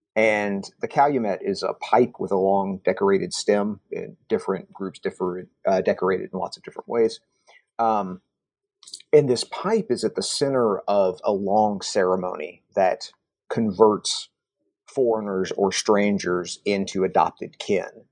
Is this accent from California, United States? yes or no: no; Kentucky, United States; I grew up in Kentucky